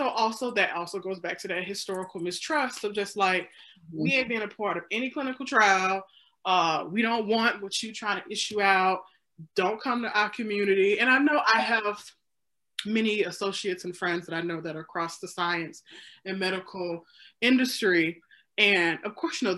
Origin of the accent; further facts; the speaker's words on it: Mississippi, United States; now in Illinois, United States; I'm from Mississippi